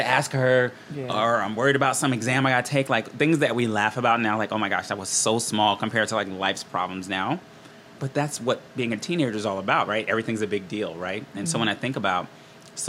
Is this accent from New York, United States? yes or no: yes; Rockland County, New York, United States; born and raised in New York.